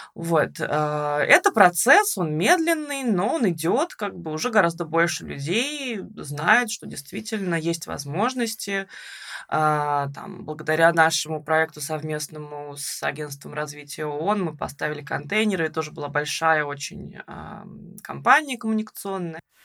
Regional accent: Russia; moved away as an adult; now in Tbilisi, Georgia; мы обе из России

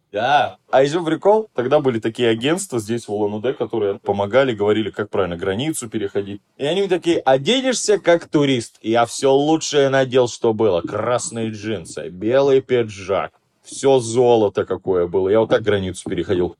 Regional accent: Ulan-Ude, Buryatia, Russia; Я говорю, из России

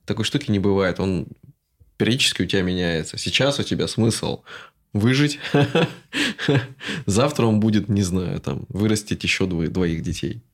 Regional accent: Russia; moved away; Мы такие из России

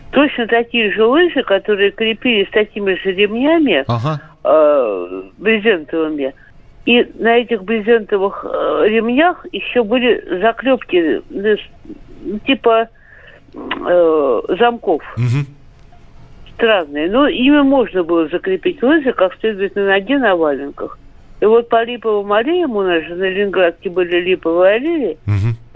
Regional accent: Moscow, Russia; Я родилась и выросла на Ямском поле. У нас рядом был стадион юных пионеров.

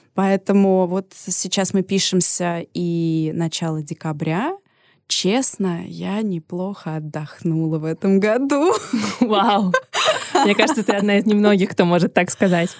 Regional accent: Moscow, Russia; also born or lived in Paris; Я закончила очень крутую детскую художественную школу имени Серова, одну из лучших в Москве

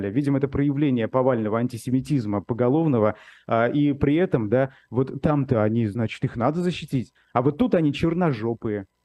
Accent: Bashkortostan, Russia; потому что я из Башкирии, из мусульманского региона, да, с неславянской внешностью

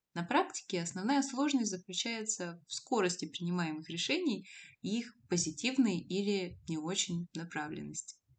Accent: Abakan, Khakassia, Russia; moved away as an adult; also born or lived in Novosibirsk; из Новосибирска в родной город Абакан

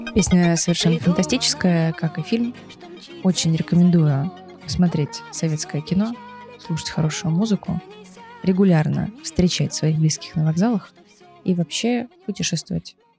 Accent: Lipetsk, Lipetsk Oblast, Russia; я из города Липецк

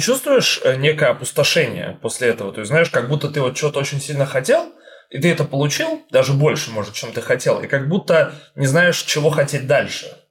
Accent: Saint Petersburg, Russia; Я как человек, который из Питера сам

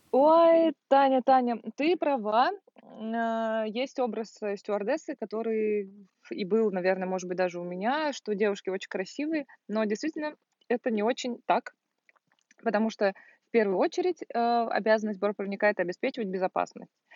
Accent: Volgograd, Volgograd Oblast, Russia; moved away as an adult; я из Волгограда, и я там заканчивала

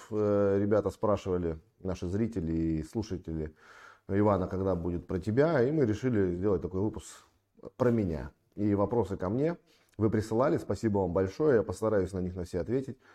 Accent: Sevastopol, Crimea, Ukraine; я родом из Крыма, из города-героя Севастополя. Очень люблю свой город, город, в котором родился.

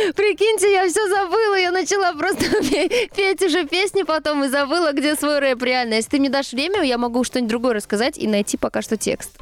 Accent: Ivangorod, Leningrad Oblast, Russia; born or raised there; moved away; also born or lived in Saint Petersburg

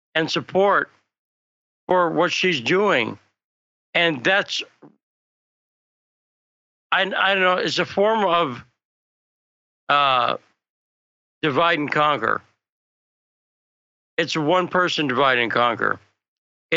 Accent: United States

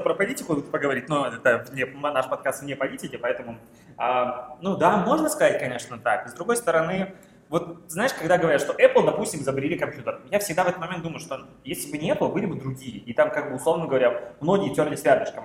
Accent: Krasnodar, Krasnodar Krai, Russia; moved away as an adult; now in Saint Petersburg, Russia; я же из Краснодара

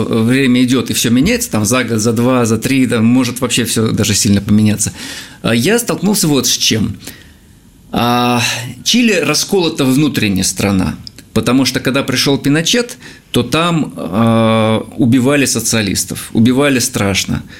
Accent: Russia; я из России.

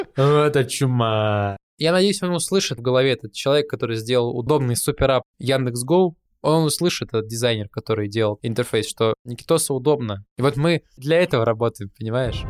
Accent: Kuzbass, Kemerovo Oblast, Russia; Мы из Кузбасса с …

